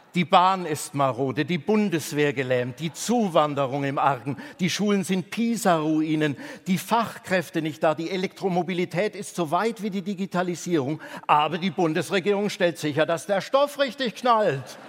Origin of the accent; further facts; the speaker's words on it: Bavaria, Germany; Ich bin in Bayern aufgewachsen